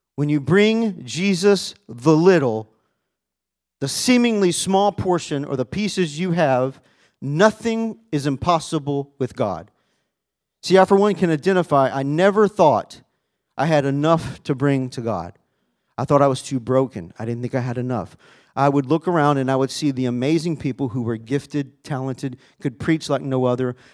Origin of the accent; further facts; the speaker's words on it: Arkansas, United States; I grew up in Arkansas